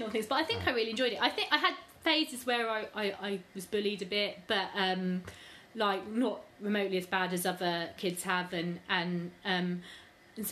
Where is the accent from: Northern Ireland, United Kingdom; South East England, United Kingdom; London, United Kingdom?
South East England, United Kingdom; Reading; I was born here in Reading, and I've got two sisters